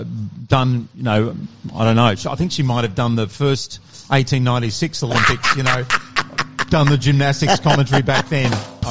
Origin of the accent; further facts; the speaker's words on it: Fremantle, Western Australia, Australia; Was lucky to do that in Perth, in Fremantle